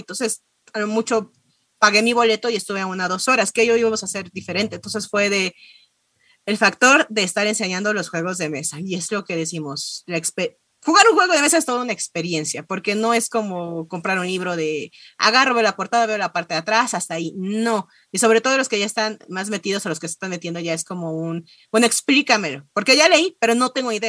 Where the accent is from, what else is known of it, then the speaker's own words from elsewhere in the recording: Mexico; vengo de México